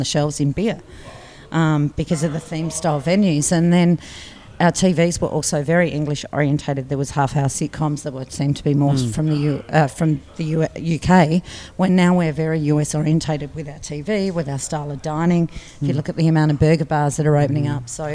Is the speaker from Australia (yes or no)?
yes; Barossa Valley, South Australia, Australia; moved away as an adult; also born or lived in Adelaide; now in Melbourne, Australia; I grew up in the Barossa Valley on the wine side of it